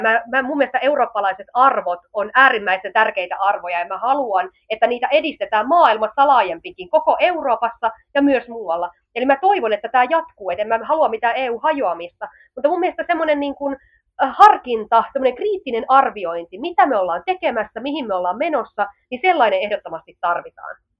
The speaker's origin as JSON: {"language": "Finnish", "country": "Finland", "also_born_or_lived": "Southern Finland", "said": "meillä jo Suomessa"}